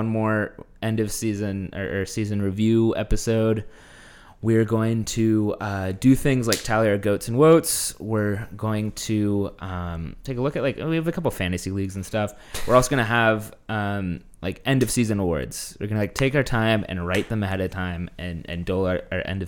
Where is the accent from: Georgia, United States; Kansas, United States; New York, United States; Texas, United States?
Texas, United States; moved away; growing up in Texas